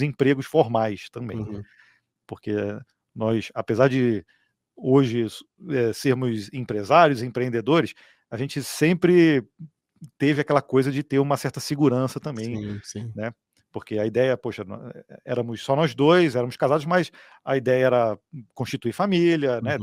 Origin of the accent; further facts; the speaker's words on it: Petrópolis, Rio de Janeiro, Brazil; nós somos aqui de Petrópolis, na região de Serrana, Serrana do Rio de Janeiro